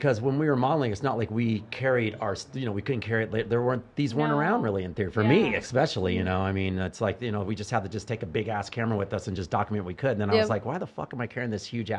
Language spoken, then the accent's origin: English; Texas, United States; I'm from Texas as well